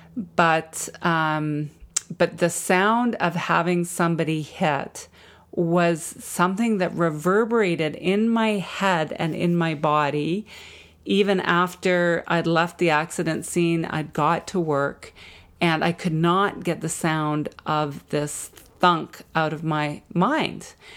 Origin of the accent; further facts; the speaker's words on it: Jasper, Alberta, Canada; now in Vancouver, Canada; growing up in Jasper